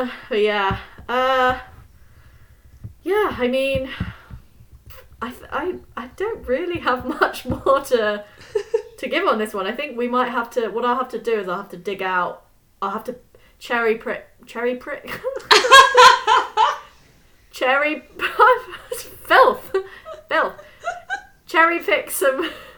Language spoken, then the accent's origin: English; England, United Kingdom; I live in London. I'm English